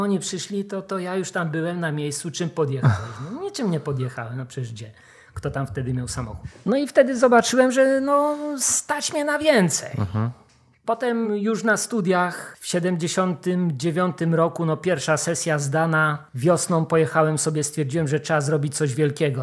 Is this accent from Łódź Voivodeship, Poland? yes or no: no; Wrocław, Lower Silesian Voivodeship, Poland; Ja jestem wrocławianinem, nie z tak. urodzenia, ale od, od maleńkości tutaj się nauczyłem chodzić.